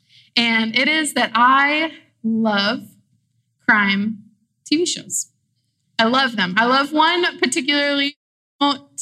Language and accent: English; Austin, Texas, United States; moved away as an adult; now in San Marcos, United States; I'm from Austin, Texas. My family's from Mexico City, but I came to San Marcos to go to school at Texas State.